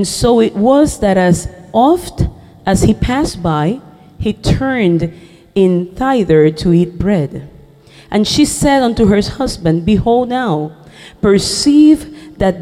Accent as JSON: {"language": "English", "country": "Puerto Rico", "first_language": "Spanish", "second_language": "English", "said": "I come from Puerto Rico"}